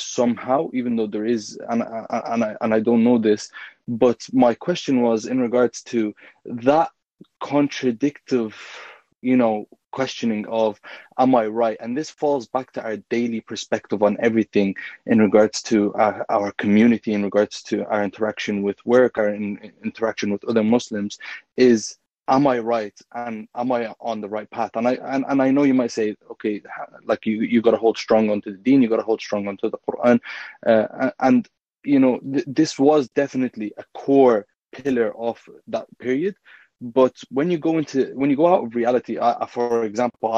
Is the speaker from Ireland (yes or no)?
yes; Ireland; also born or lived in Egypt; I was born and raised in Ireland